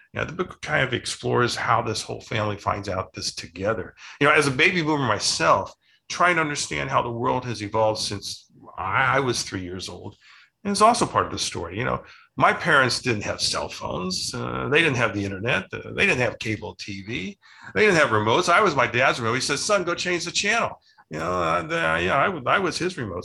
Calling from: Scottsdale, Arizona, United States; I'm calling in from Scottsdale, Arizona

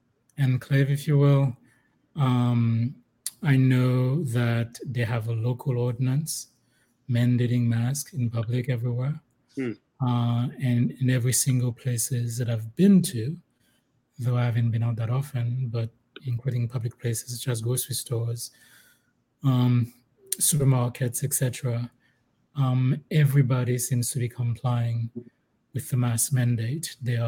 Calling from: Hilton Head, South Carolina, United States; Yeah, I'm calling from South Carolina, particularly Hilton's Head, South Carolina. I've only been here for a few days.

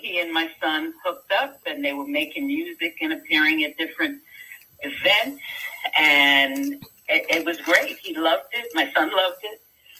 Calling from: Raleigh, North Carolina, United States; I'm calling from Raleigh, North Carolina.

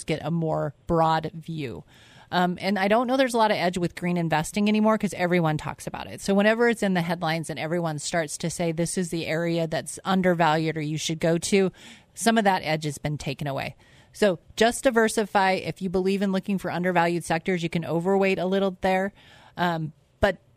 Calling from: Eagle, Idaho, United States; I, I am like … from Eagle.

